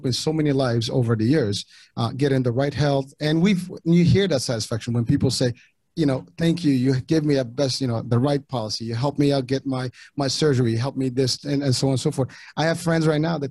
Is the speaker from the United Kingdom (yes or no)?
no; Morocco; first language French; Moroccan Arabic; English is a second language; moved away; I was born overseas in Morocco, and English was not my first language. Ultimately I spoke French and the dialect of Arabic